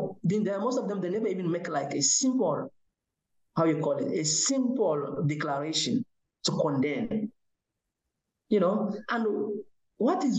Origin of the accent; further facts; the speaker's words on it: Niger; now in United Kingdom; I'm from Niger